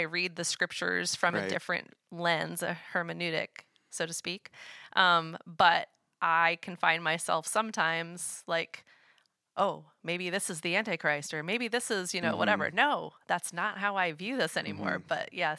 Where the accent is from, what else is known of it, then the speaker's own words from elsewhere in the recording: New England, United States; I grew up in New England, so there was no context or reference for Brethren in Christ or Anabaptists in the spaces I grew up.